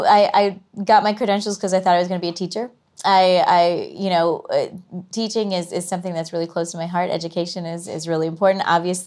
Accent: Los Angeles, California, United States; grew up in LA, born and raised

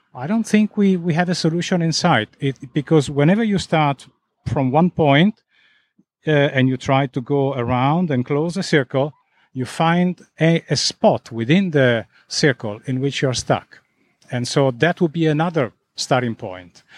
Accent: Italy; now in Zurich, Switzerland; I come from Italy

